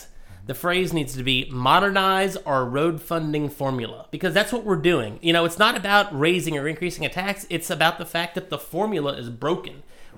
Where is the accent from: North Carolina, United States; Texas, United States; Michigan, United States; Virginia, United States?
Virginia, United States; moved away as an adult; also born or lived in Paducah, Kentucky; now in Kentucky, United States; I was born in Kentucky, grew up in Virginia.